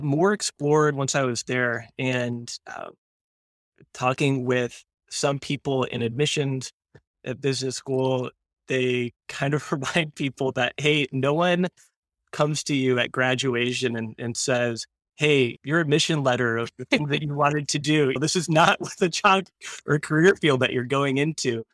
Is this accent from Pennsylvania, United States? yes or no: no; Ann Arbor, Michigan, United States; I grew up in Ann Arbor, close enough to hear the marching band practice during the week